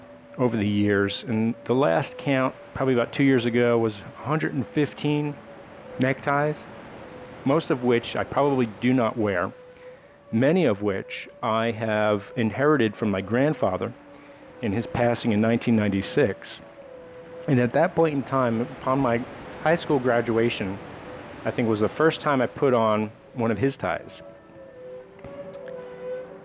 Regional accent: Monroe Township, New Jersey, United States; moved away as an adult; now in Maryland, United States; I grew up, born and raised in Monroe Township, New Jersey

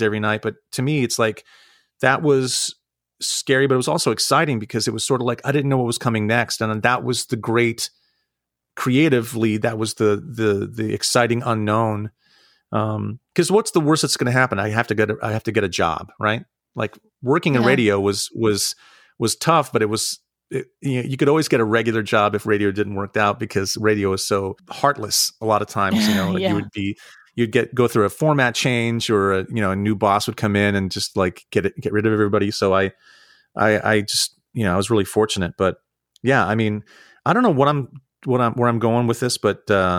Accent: Santa Rosa, California, United States; moved away as an adult; also born or lived in New York / Ohio; now in Pittsburgh, United States; I grew up in Northern California. I grew up in Santa Rosa in the Wine Valley

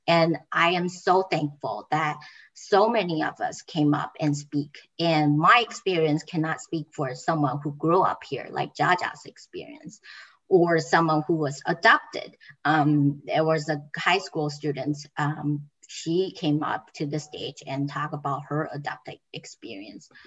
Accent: Taiwan; moved away as an adult; now in Amherst, United States; I came to United States in 2013, and I started my um, academic career at GCC. I came from Taiwan

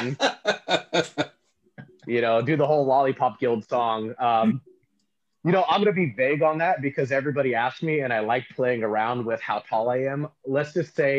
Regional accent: Stockton, California, United States; also born or lived in Lodi, California; I was born in Lodi, California, in a small hospital that no longer exists. Then I spent most of my childhood bouncing back and forth between Lodi and Stockton, but I currently live in Stockton, California

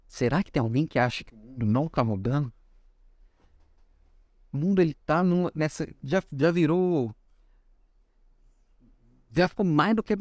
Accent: Florianópolis, Santa Catarina, Brazil; now in Belo Horizonte, Brazil; Vim do sul para Belo Horizonte, vim de Florianópolis para Belo Horizonte, estamos de volta em breve, região sul, né?

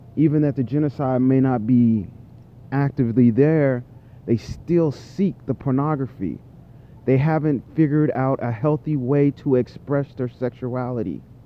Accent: United States; I'm an American. I'm a native Psy American, by the way, and I'm an African American

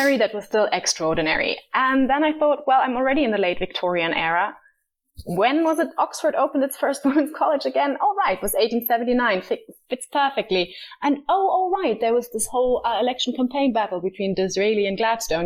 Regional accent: Germany; also born or lived in Berlin; I grew up, I'm originally from Berlin, but I grew up in the countryside

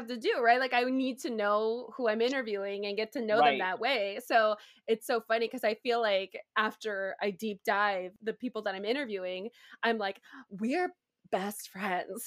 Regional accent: Bay Area, California, United States; I grew up in California in the Bay Area.

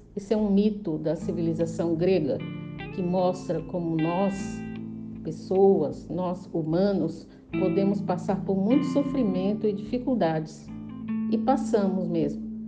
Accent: Fortaleza, Ceará, Brazil; now in São Paulo, Brazil; Nessa época eu ainda morava em Fortaleza, no Ceará, onde eu nasci

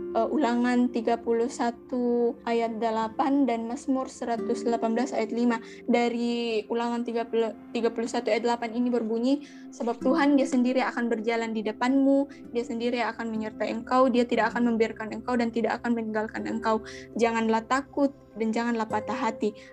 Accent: Toraja, South Sulawesi, Indonesia; also born or lived in Rantepao / Bori; saya orang Toraja

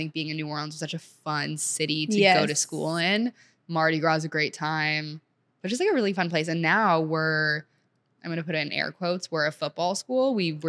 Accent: Senegal; now in United States; so I went from, like, growing up in Senegal where, like, I would speak French regularly with, like, my nanny and just, like, school in general, to coming to the U.S.

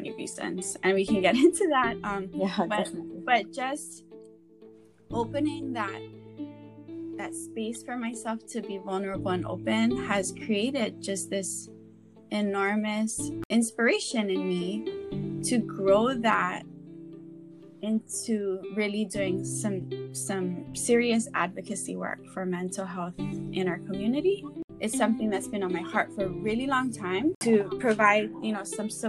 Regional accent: Honolulu, Hawaii, United States; also born or lived in Wahiawa Heights; Was born and raised in Honolulu, but now live in Wahiawa Heights

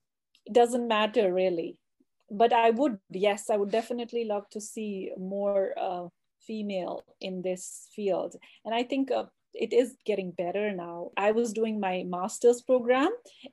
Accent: Jammu and Kashmir, India; Oh, so it's I'm originally from Kashmir. So Kashmir is in north of India and south of Pakistan. So it's a valley which is surrounded by the Himalayas mountains.

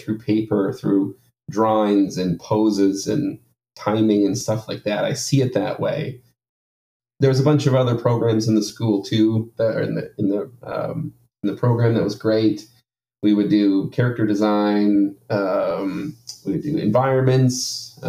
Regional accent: Maple Ridge, British Columbia, Canada; also born or lived in Ontario; now in Vancouver, Canada; I grew mm-hmm. up kind of in a town maybe an hour away, called Maple Ridge. So I grew up there

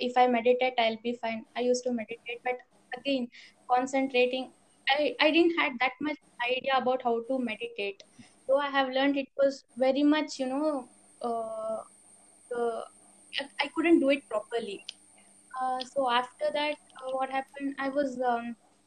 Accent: Bangalore, Karnataka, India; I'm from Bangalore only

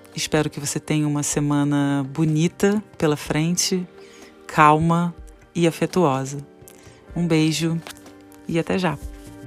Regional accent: Petrópolis, Rio de Janeiro, Brazil; moved away; Eu tô em Petrópolis, região serrana do Rio de Janeiro

